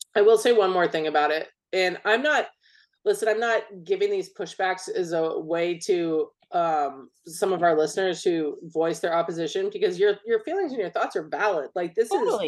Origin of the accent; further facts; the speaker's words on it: United States; I'm an American